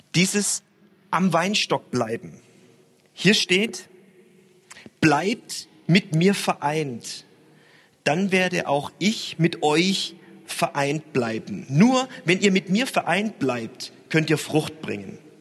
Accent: Stuttgart, Baden-Württemberg, Germany; now in Hamburg, Germany; Ich bin ja in äh, Stuttgart aufgewachsen

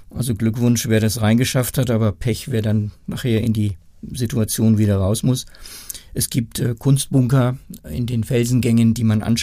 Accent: Lower Saxony, Germany; born there; Ich, als gebürtiger Niedersachse freut mich immer zu sagen, dass Nürnberg mal preußisch war.

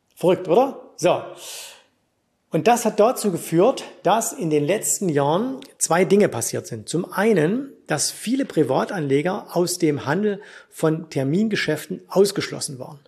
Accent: Germany; bei uns in Deutschland

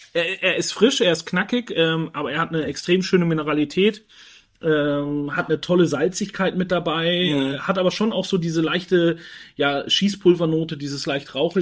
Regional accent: Franconia, Bavaria, Germany; now in Switzerland; war dann aber einige Jahre in Franken, in meiner Heimat

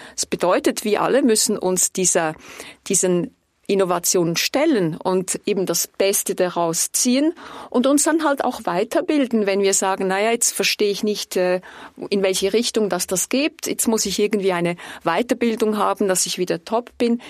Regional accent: Switzerland; Ich wurde Diplomatin, weil ich stolz bin auf unser Land

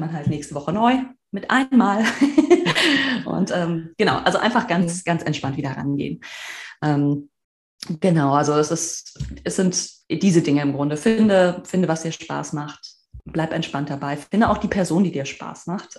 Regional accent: Marburg, Hesse, Germany; also born or lived in Berlin; ich komme aus Marburg.

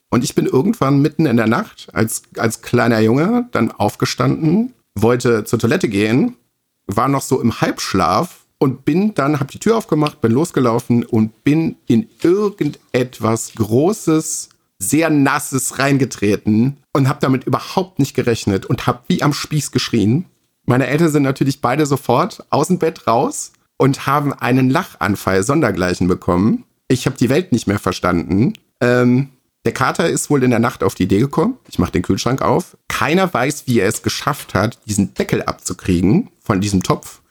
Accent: Rhineland, Germany; moved away; bei uns im Rheinland

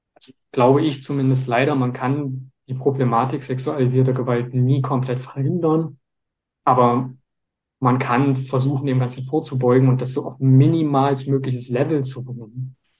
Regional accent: Leipzig, Saxony, Germany; ich bin ja aus Leipzig und hier bei uns

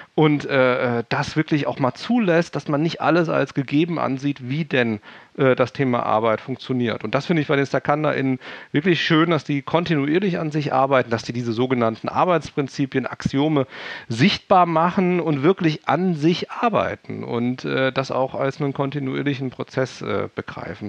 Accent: Hesse, Germany; accent: Hessian dialect; ich komme ja aus dem Hessischen, wenn ich irgendwie den ganzen Tag irgendwie meinen eigenen Kram vorlese, irgendwann bin ich müde und dann fange ich wieder an, Dialekt zu sprechen

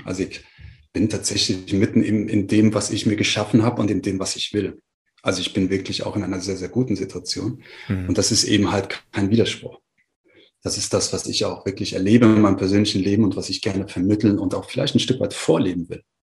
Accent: Frankfurt, Hesse, Germany; also born or lived in Marburg; ich gehe zurück nach Frankfurt, wo ich hergekommen bin oder wo ich herkomme und wo ich gelebt habe in dem Moment

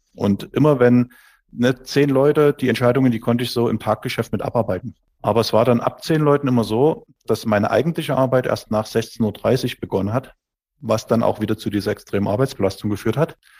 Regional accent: Dresden, Saxony, Germany; ich bin aus Dresden, 44 Jahre alt

